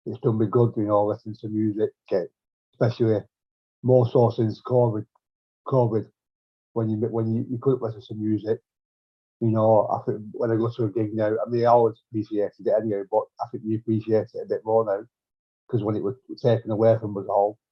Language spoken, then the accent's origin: English; Bolton, North West England, United Kingdom; now in Manchester, United Kingdom; Bolton, yeah, I'm from Bolton